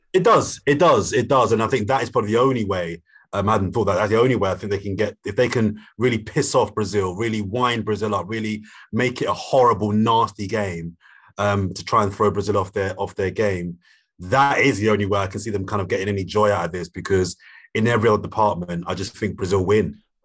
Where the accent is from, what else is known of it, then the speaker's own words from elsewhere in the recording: London, United Kingdom; I'm from South London